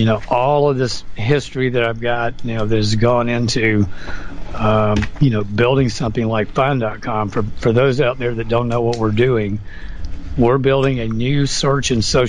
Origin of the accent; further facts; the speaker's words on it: United States; this frustrated me as an American.